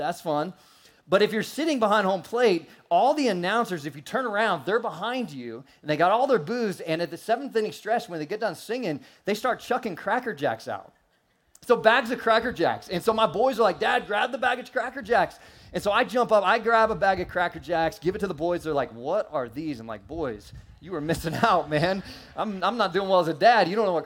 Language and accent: English; St. Louis, Missouri, United States; moved away; I was born in St. Louis